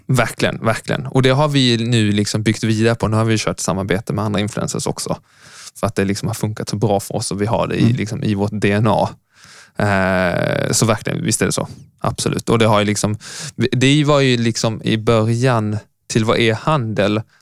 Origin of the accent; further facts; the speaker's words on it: Lund, Skåne, Sweden; moved away as an adult; also born or lived in Uppsala; Jag kom från Lund. Född på 80-talet. Eh, men lämnade Lund för att sen plugga ekonomi i Uppsala